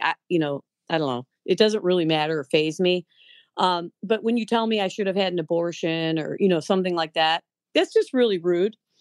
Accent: Lakewood, Ohio, United States; also born or lived in Westlake; grew up in lakewood

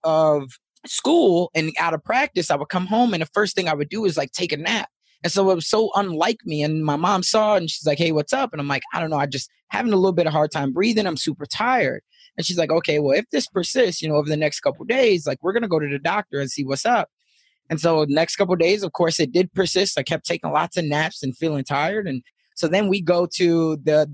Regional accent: Chicago, Illinois, United States; growing up in Chicago

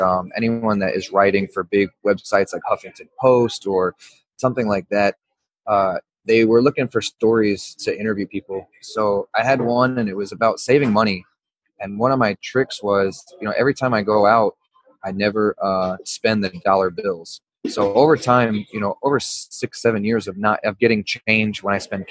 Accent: Louisville, Kentucky, United States; now in Brooklyn, United States; I grew up in Louisville, Kentucky

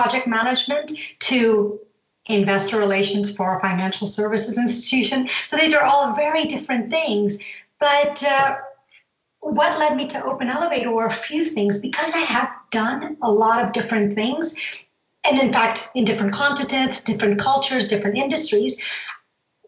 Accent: Atlanta, Georgia, United States; moved away as an adult; also born or lived in Zambia / San Jose, California; now in Switzerland; From my accent, you can tell that I grew up in the U.S., but, you know, I moved there when I was 10 years old

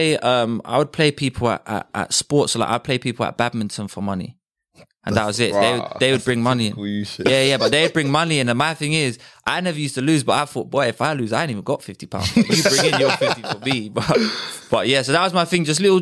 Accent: Bromley, London, United Kingdom; I grew up in Bromley, and I went to school in Bromley as well.

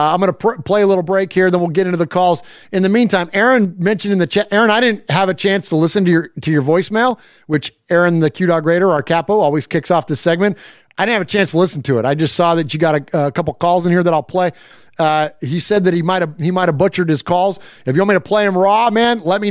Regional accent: California, United States; I grew up in California. I grew up around great pizza.

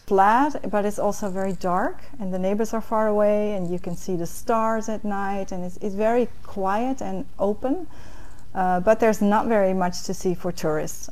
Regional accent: a small city near Enkhuizen, North Holland, Netherlands; moved away as an adult; now in Washington, D.C., United States; I'm from the Netherlands. Uh, I grew up in a small city near uh, Enkhuizen

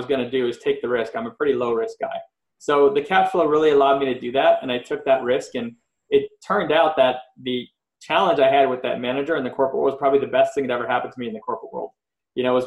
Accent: Montreal, Quebec, Canada; now in Los Angeles, United States; I'm originally from Montreal, Canada, and I grew up with all different friends

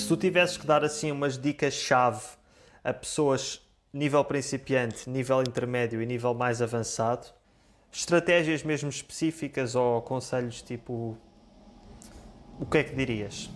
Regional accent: Portugal; first language Portuguese; Eu sou português

